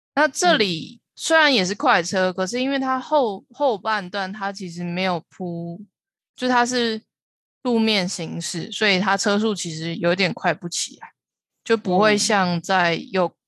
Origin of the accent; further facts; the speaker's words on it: Taiwan; 知道我是台湾人才会放